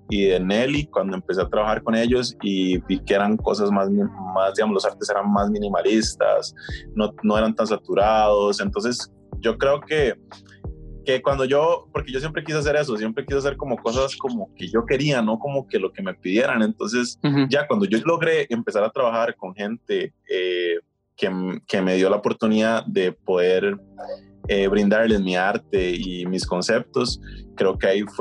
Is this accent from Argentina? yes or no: no; Costa Rica; soy de Costa Rica